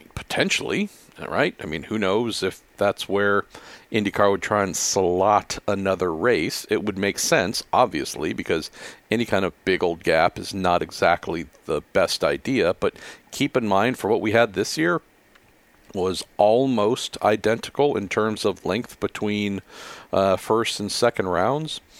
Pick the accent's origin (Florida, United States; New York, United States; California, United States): California, United States; Bay Area; I'm born and raised in the Bay Area